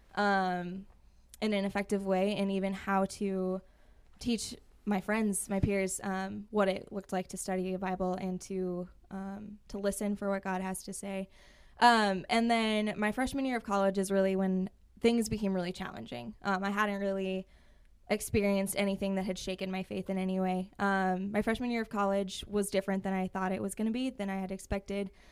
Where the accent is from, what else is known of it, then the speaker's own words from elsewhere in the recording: Rapid City, South Dakota, United States; also born or lived in Belle Fourche / Hill City; I grew up right here in Rapid City, uh, my entire life.